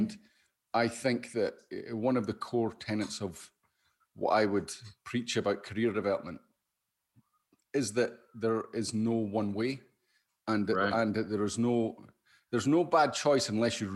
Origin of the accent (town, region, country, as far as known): Scotland, United Kingdom